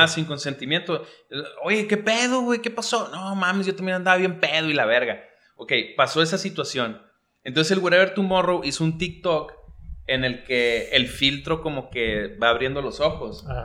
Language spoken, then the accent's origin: Spanish; Mexico; los mexicanos somos más sensatos